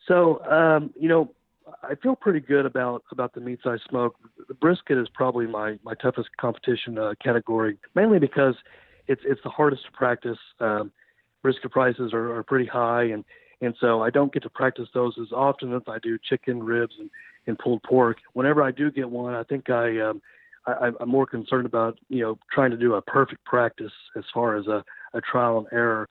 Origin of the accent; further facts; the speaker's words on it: Beggs, Oklahoma, United States; now in Bartlesville, United States; I'm originally from Beggs, Oklahoma. So lived in Oklahoma my whole life.